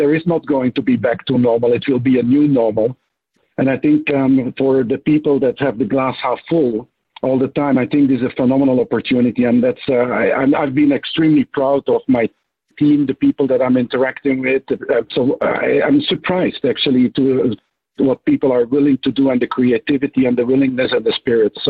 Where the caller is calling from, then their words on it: Switzerland; so, yeah, I'm joining from the Swiss Alps.